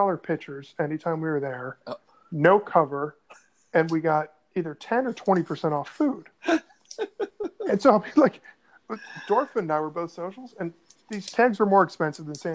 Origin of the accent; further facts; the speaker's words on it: Northern Virginia, United States; also born or lived in Atlanta; you and I grew up in Northern Virginia